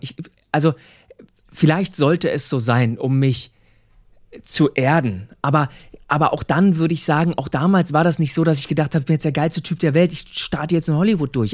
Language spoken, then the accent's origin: German; Seehausen, Saxony-Anhalt, Germany; moved away as an adult; also born or lived in Cologne; ich komme ursprünglich aus Sachsen-Anhalt, aus einem ganz kleinen Ort, Seehausen heißt